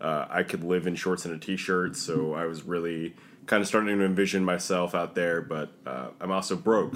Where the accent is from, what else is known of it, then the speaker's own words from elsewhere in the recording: New York City, New York, United States; You know, being a New Yorker, I'm very much used to the hustle and bustle.